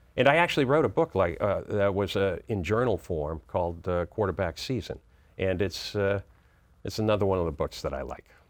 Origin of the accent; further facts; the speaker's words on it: Boston, Massachusetts, United States; moved away as an adult; now in Washington, D.C., United States; I grew up in Boston, and so I was a huge Red Sox fan for years and Celtics fan